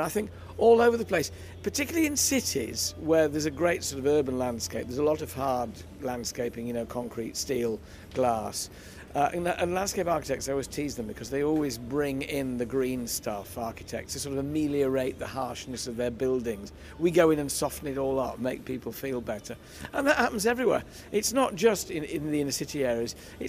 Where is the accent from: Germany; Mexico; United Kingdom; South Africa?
United Kingdom; Yorkshire and the Humber; moved away as an adult; also born or lived in Isle of Wight; now in Hampshire, United Kingdom; I started my life in Yorkshire. I'm a Yorkshireman. I lived there until I was 20. And then I came down to college and to Kew to learn my trade, my craft. And finally, now, I live in Hampshire, but I also have a little house and garden on the Isle of Wight, on the coast.